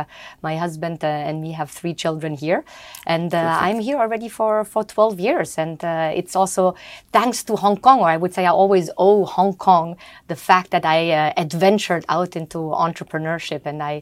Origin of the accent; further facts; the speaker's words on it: Germany; I grew up in Germany mostly. My passport is German.